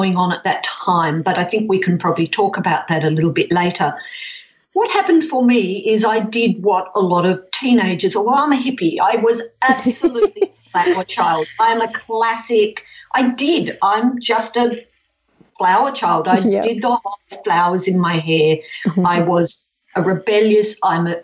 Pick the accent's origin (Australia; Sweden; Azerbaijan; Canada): Australia; Perth, Western Australia; I'm 63, so I grew up in Perth in the 50s and the 60s